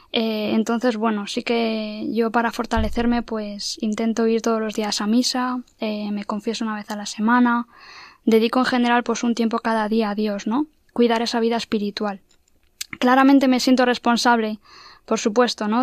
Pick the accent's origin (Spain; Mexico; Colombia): Spain; Madrid, Community of Madrid; soy de aquí de Madrid